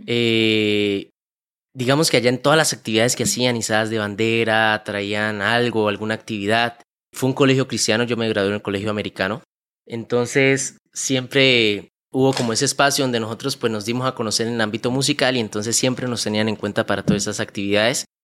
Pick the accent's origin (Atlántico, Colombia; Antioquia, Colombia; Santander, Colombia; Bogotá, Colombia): Santander, Colombia; Bucaramanga; also born or lived in Málaga, Santander; yo nací en la ciudad, en el pueblo de Málaga, Santander. Es un pueblo cerca aquí de Bucaramanga. Desde muy pequeño, más o menos desde los 3, 4 años de edad, eh, mis padres nos vinimos a vivir aquí a Bucaramanga